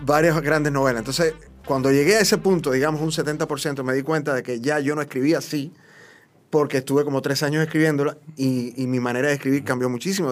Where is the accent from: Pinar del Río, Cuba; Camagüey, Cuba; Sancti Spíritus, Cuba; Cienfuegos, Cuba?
Cienfuegos, Cuba; Paradero de Camarones; moved away as an adult; also born or lived in Havana, Cuba; now in Dominican Republic; a principios de los años 90, en Cuba, ya yo me había ido de mi pueblo, ya vivía en La Habana